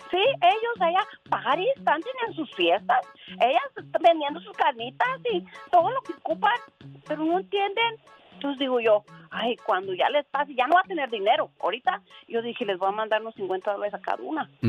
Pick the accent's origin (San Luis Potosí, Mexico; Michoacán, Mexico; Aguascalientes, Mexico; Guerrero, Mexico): Michoacán, Mexico; Zamora; now in Moreno Valley, United States; De Zamora.